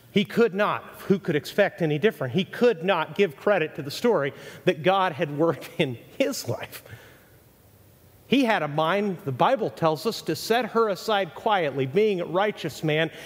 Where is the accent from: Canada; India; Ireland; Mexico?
Mexico; also born or lived in Texas, United States; now in United States; I was raised in Mexico, born in Texas